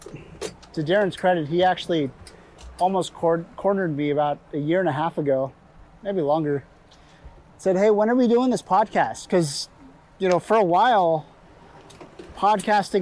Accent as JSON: {"language": "English", "region": "West Coast", "country": "United States", "tie": "born or raised there", "said": "growing up on the West Coast"}